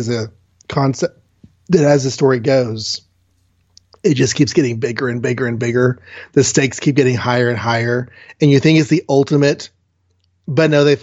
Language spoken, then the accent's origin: English; United States; as an American watcher